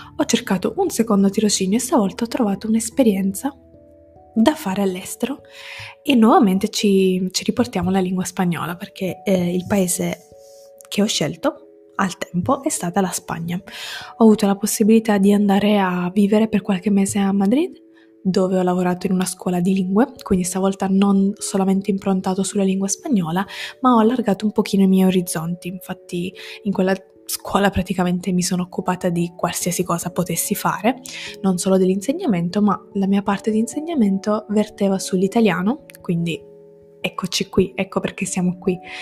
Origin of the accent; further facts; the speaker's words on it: Sicily, Italy; moved away as an adult; now in Turin, Italy; Quindi sono siciliana, come detto prima, ma non vivo in Sicilia, o almeno non più. Ci ho vissuto per i primi diciannove anni della mia vita